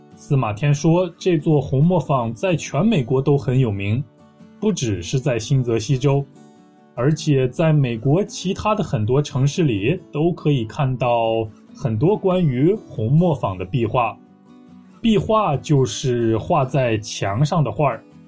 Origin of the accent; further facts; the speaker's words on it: Taiyuan, Shanxi, China; 我的家乡，山西省，太原市